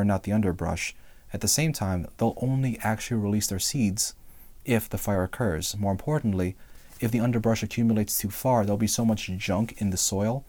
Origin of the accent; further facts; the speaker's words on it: Northeast, United States; now in Texas, United States; I'm from the Northeast, right. And we have forests in the Northeast